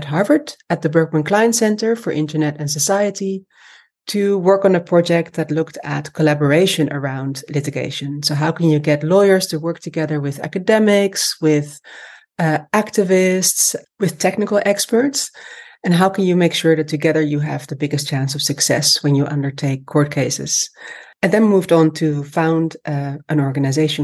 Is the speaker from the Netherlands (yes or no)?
yes; Amsterdam, North Holland, Netherlands; moved away as an adult; also born or lived in London; now in Denmark; I grew up in Amsterdam, where I was born and raised